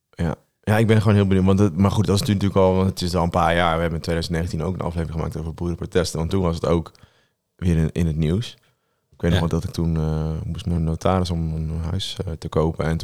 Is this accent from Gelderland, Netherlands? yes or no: yes; Stroe, Gelderland, Netherlands; waar ik vandaan kom. Uit je hometown? Ja, in mijn hometown.